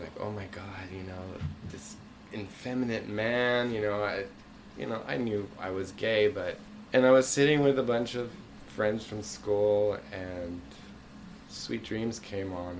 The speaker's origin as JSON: {"language": "English", "country": "Bermuda", "tie": "born or raised there", "also_born_or_lived": "Concord, Massachusetts", "moved": "yes", "said": "I lived, I grew up in Bermuda, and we transferred to Massachusetts"}